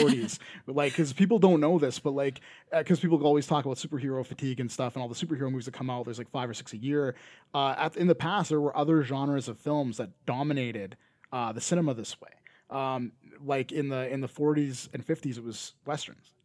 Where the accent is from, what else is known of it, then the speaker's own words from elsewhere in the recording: Canada; accent: Canadian; not every Canadian says A as much as